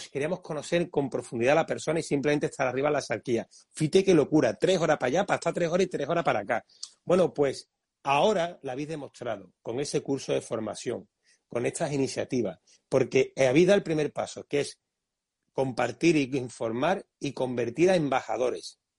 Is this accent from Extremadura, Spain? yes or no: no; Montilla, Andalusia, Spain; porque ya quisiera yo, también soy de Montilla.